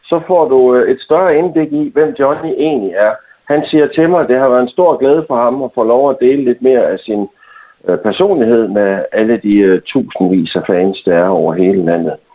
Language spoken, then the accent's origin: Danish; Thy, North Denmark Region, Denmark; jeg er tybo